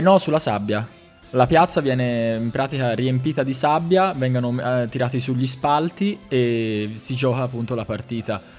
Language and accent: Italian; Florence, Tuscany, Italy; Sono di Firenze centrale